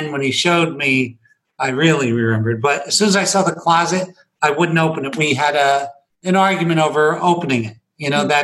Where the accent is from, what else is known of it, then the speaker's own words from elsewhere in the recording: Scranton, Pennsylvania, United States; I was born in Scranton, Pennsylvania.